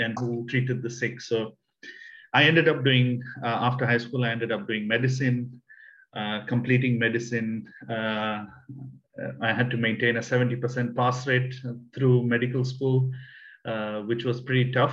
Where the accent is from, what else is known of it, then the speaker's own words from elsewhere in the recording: Kenya; also born or lived in South India; I'm originally Indian. I was born in the south of India, but I grew up in Kenya